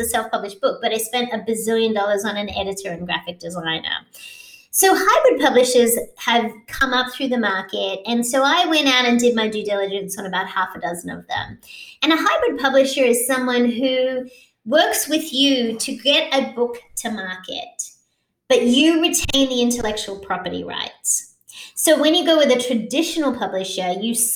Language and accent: English; Australia; now in United States; I am Australian, so I have a global perspective, but I'm also an American citizen, so I have a local perspective as well.